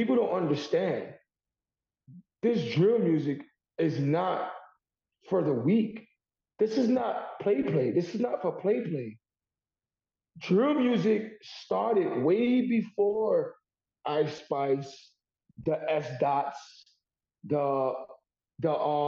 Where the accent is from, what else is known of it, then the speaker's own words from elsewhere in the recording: New York City, New York, United States; I am born and raised in Harlem, New York